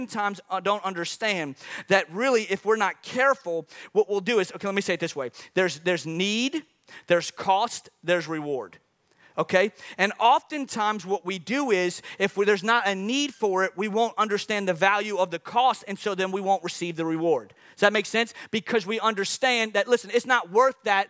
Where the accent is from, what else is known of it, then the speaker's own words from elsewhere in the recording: New Orleans, Louisiana, United States; moved away; I'm from New Orleans